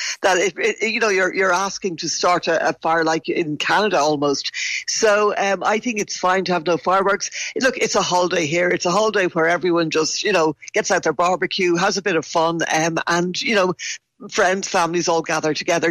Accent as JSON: {"language": "English", "country": "Ireland", "said": "I'm Irish"}